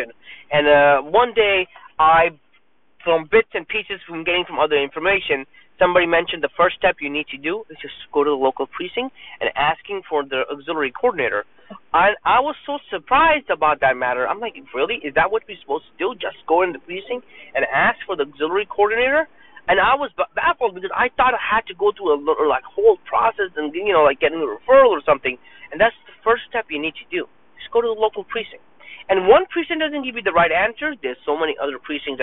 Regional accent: New York City, New York, United States; I was born and raised in Brooklyn, New York

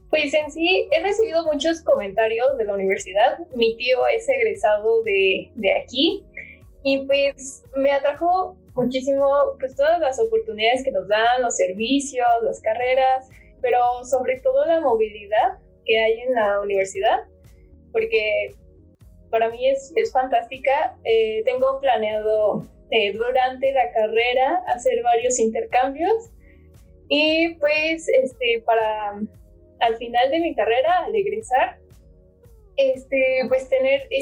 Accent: Pachuca, Hidalgo, Mexico; born there; nací en Pachuca, eh, tengo 19 años

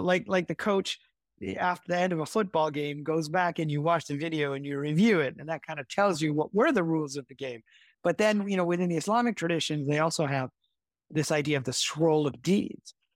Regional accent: Midwest, United States; I grew up in the Midwest, uh, in the U S

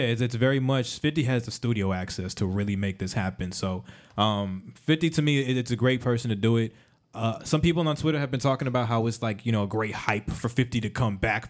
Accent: Miami, Florida, United States; I grew up in Miami

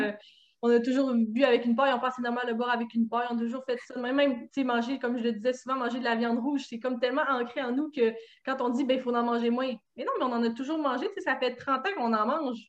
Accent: Saguenay, Quebec, Canada; je viens du Saguenay

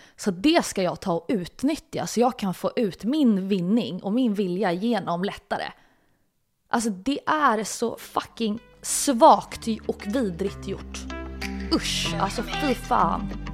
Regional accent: Stockholm, Stockholm County, Sweden; jag är uppväxt i, i en, en närförort som heter Hägersten

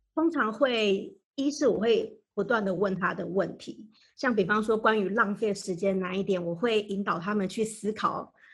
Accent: Taiwan; moved away as an adult; also born or lived in Maryland, United States; now in United States; 我来自台湾

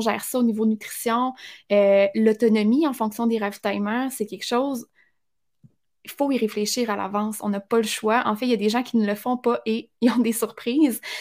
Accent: Abitibi, Quebec, Canada; je viens de l'Abitibi, je suis loin et je viens non pas juste de l'Abitibi, je viens d'un tout petit village en Abitibi

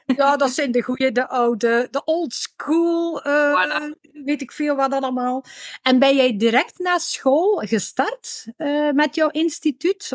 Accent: West Flanders, Belgium; accent: West Flemish

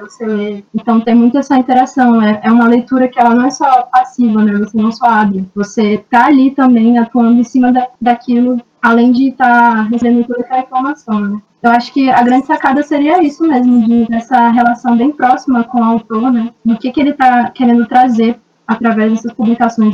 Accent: Belém, Pará, Brazil; eu sou do Pará, nasci em Belém do Pará

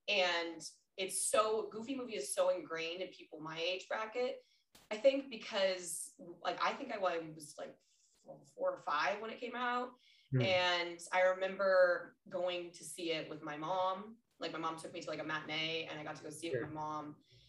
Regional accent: Minnesota, United States; born there; also born or lived in Colorado; So I was born in Minnesota. So when we moved to Colorado, then finally had cable.

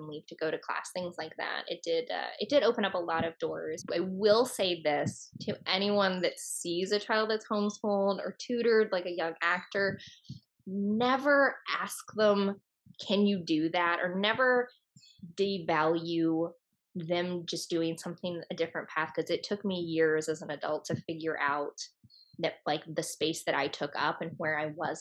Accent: Virginia, United States; moved away; also born or lived in New York; we are both from Virginia and from the Southeast

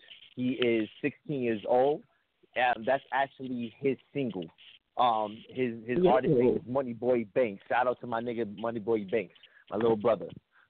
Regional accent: New York City, New York, United States; I'm from the BX. I'm from the Bronx, from Co-op City.

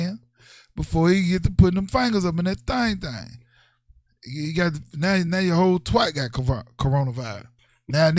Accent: Mississippi, United States; I grew up in the South. I grew up in Mississippi

